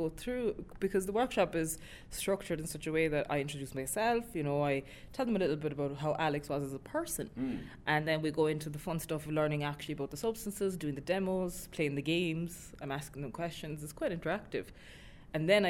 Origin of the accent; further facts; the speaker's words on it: Millstreet, Munster, Ireland; my own town, my hometown in Mill Street, there's nothing for young people